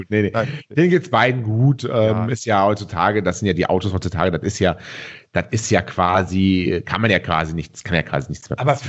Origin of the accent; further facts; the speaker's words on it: Cologne, North Rhine-Westphalia, Germany; wo wir alle, glaube ich, hier als Kölner vor allen Dingen äh, ein bisschen